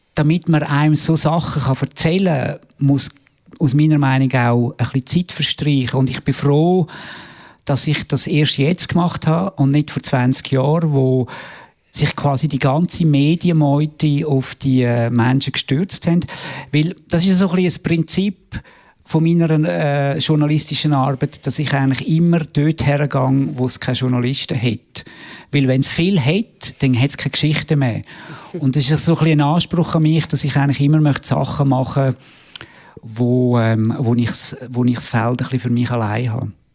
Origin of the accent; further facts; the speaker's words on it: Obersiggenthal, Aargau, Switzerland; moved away as an adult; also born or lived in New York, United States; ich bin im Aargau aufgewachsen, in Obersiegenthal